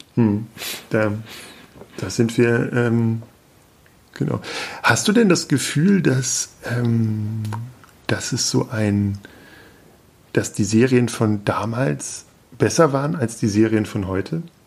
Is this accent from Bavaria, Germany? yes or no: no; Peine, Lower Saxony, Germany; ich komme aus Peine, also quasi auch aus der Nähe von Hannover